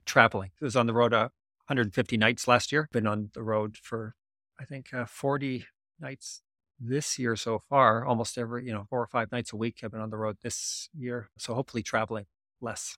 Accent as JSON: {"language": "English", "country": "Canada", "said": "as a Canadian"}